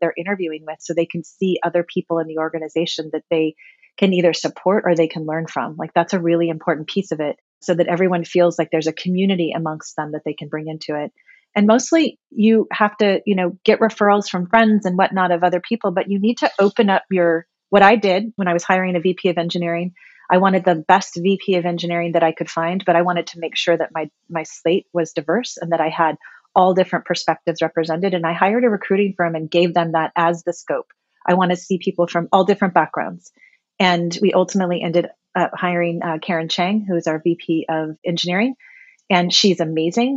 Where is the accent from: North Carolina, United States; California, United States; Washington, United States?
California, United States; Gilroy; I was born and raised in Gilroy, California, very small town at the time when I lived there.